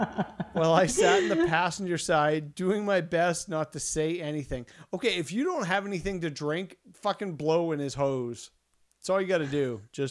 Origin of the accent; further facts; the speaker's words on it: Saskatchewan, Canada; I'm from Saskatchewan.